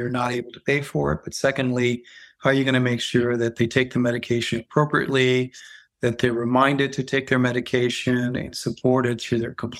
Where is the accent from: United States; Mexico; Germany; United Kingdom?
Germany; So I'm half half American, half French. And I grew up in Germany.